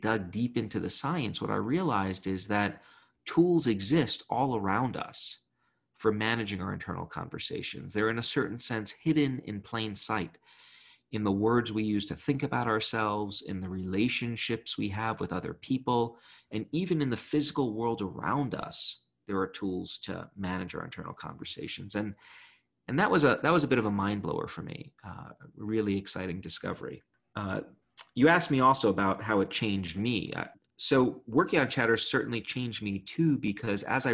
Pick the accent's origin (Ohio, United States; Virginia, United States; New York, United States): New York, United States; New York City; I grew up in Brooklyn